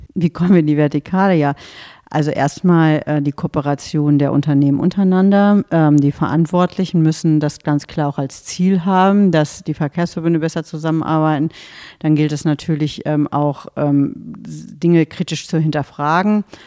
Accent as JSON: {"language": "German", "area": "near Göttingen", "region": "Lower Saxony", "country": "Germany", "said": "es ist ein sehr ländlicher Raum, aus dem ich komme, aus der Nähe von Göttingen"}